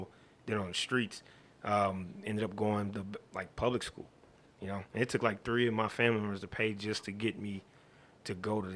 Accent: Dayton, Ohio, United States; I grew up actually in Dayton, Ohio

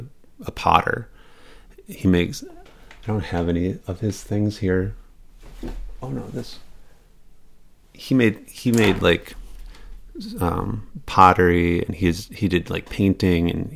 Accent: Racine, Wisconsin, United States; also born or lived in Arizona; now in Queens, United States; I grew up in Racine

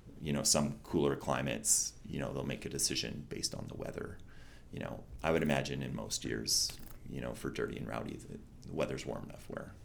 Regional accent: West Coast, United States; I'm from the West Coast

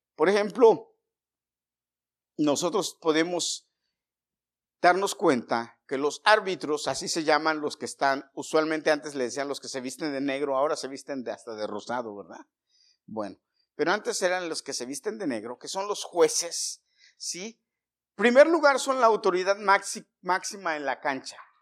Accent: Mexico; yo como mexicano

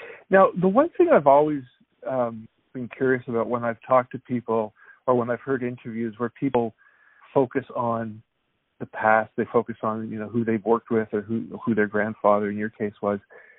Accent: Canada; moved away; It's interesting because I'm originally from Canada

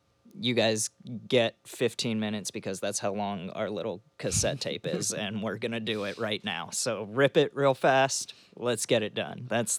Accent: Florida, United States; Panhandle, Florida.

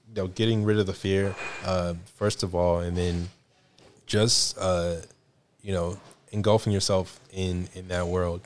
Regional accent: the South, United States; I'm from the South

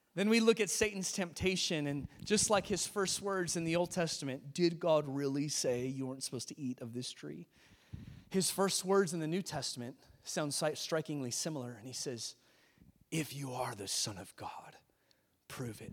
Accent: California, United States; moved away; I grew up in California

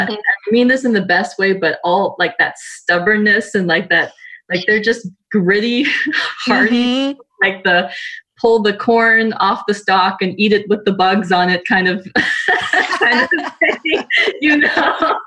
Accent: South Carolina, United States; also born or lived in Germany; I was born in the States. I was born in South Carolina, and I've lived most of my life here. Except for when I was in graduate school, my husband and I, we actually lived in Germany for a while

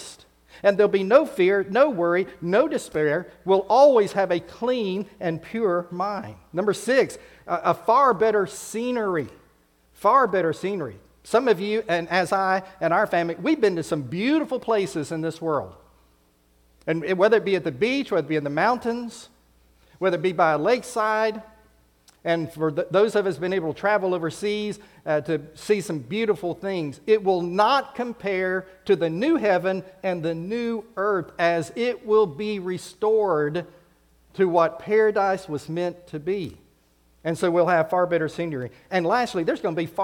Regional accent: United States; that passport was stamped with my home country. It said USA

